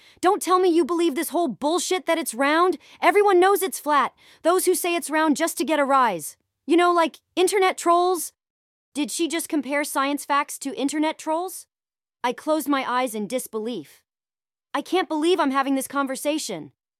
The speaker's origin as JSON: {"language": "English", "country": "Australia", "said": "As an Australian, I couldn't help but take offense to this utter bullshittery."}